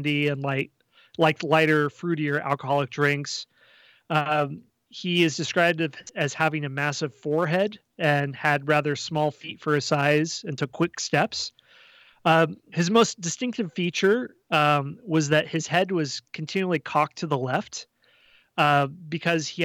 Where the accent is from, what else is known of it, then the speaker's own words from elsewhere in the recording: Iowa, United States; also born or lived in Kansas City; I'm from Iowa